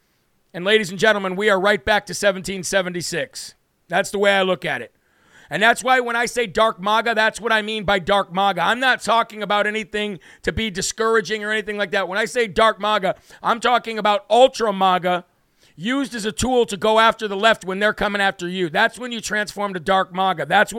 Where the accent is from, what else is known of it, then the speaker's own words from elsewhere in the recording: Uvalde, Texas, United States; I grew up in Uvalde and went to Robb Elementary.